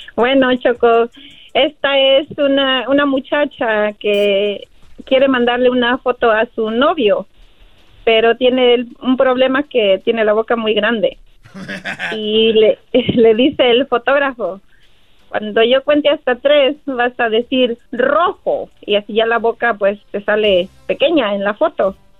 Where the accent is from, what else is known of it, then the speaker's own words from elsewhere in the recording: Michoacán, Mexico; moved away; soy de Michoacán